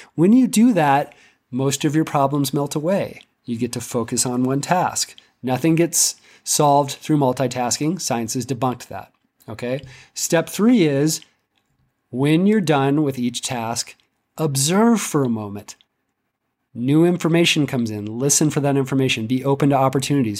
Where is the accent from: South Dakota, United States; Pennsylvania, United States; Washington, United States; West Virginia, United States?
Washington, United States; Seattle; moved away as an adult; now in Central Mountains, Colorado, United States; I grew up in Seattle, and it rained every day for my entire life for twenty years